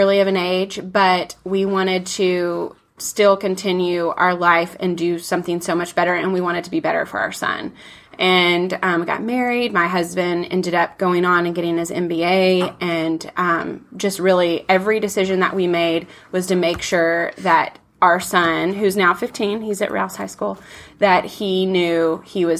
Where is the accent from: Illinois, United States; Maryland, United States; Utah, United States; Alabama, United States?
Alabama, United States; I grew up in Alabama